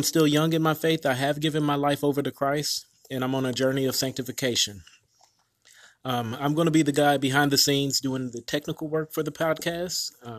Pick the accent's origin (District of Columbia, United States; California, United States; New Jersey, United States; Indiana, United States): Indiana, United States; Indianapolis; also born or lived in Alabama; I was born and raised in Indianapolis, went to Alabama A&M University for computer science.